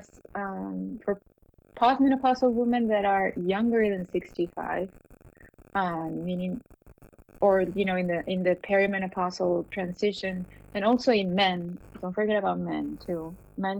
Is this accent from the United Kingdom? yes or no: no; Peru; moved away as an adult; also born or lived in Miami; I'm from Peru. I trained there